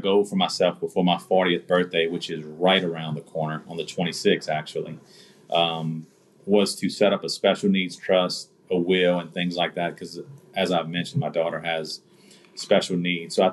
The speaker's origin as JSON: {"language": "English", "country": "United States", "tie": "born or raised there", "said": "growing up in America"}